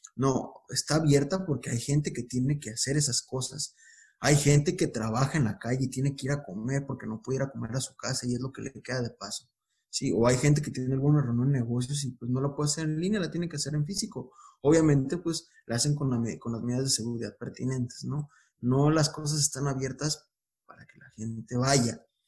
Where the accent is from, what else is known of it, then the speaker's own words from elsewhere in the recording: Guadalajara, Jalisco, Mexico; moved away; also born or lived in Baja California; yo soy, yo soy de, de Guadalajara, ahorita yo me encuentro en, en, Baja California